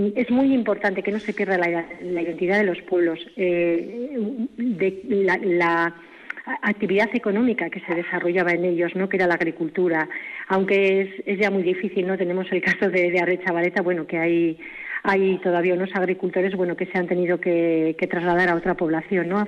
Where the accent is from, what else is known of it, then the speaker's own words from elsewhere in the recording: a village near Vitoria, Basque Country, Spain; nos dedicamos a la actividad agrícola y ganadera que siempre hemos vivido en el pueblo